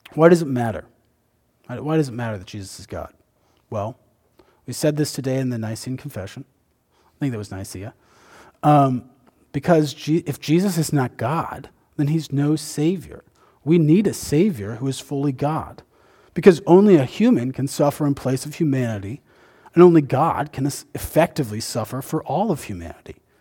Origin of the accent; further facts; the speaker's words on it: Indiana, United States; I grew up in Indiana